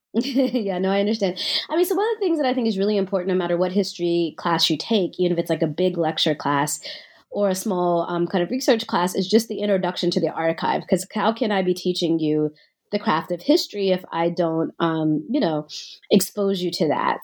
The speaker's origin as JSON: {"language": "English", "town": "Nashville", "region": "Tennessee", "country": "United States", "tie": "born or raised there", "said": "I grew up in Nashville, Tennessee"}